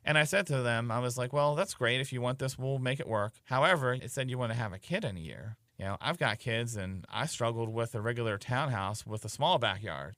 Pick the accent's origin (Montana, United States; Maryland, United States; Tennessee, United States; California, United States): Maryland, United States; Baltimore; moved away as an adult; also born or lived in Carroll County, Maryland / Montgomery County, Maryland; now in Frederick, United States; born and raised in Baltimore